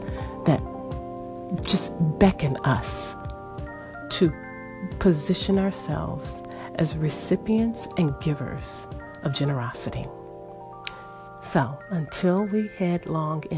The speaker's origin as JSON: {"language": "English", "country": "United States", "said": "I'm American"}